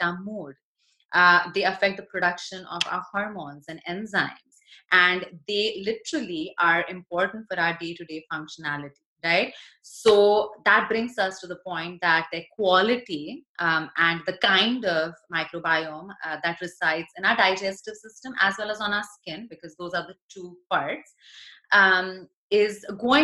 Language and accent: English; India; moved away; I was born in India